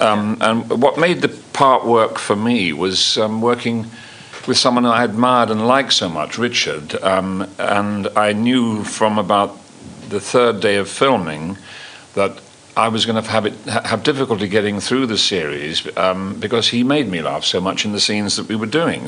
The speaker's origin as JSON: {"language": "English", "region": "London", "country": "United Kingdom", "tie": "born or raised there", "accent": "London", "said": "I, I, was brought up on a council estate in in North London, Kilburn"}